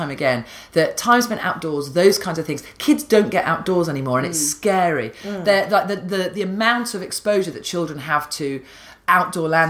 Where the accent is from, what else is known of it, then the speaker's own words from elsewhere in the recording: Rutland, East Midlands, United Kingdom; I grew up in Rutland